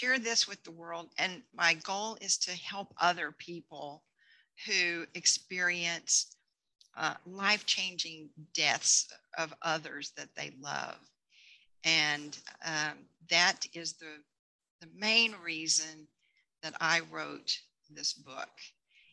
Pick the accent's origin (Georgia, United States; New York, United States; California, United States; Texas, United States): Texas, United States; moved away as an adult; now in Colorado, United States; I grew up in Texas